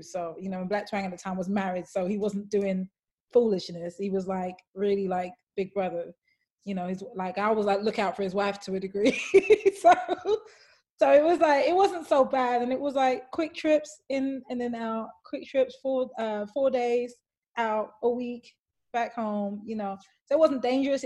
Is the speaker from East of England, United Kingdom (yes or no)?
no; London, United Kingdom; growing up, like, as a Black woman in London